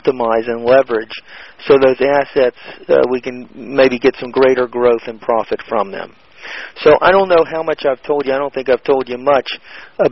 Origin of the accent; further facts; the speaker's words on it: Atlanta, Georgia, United States; I'm from Atlanta.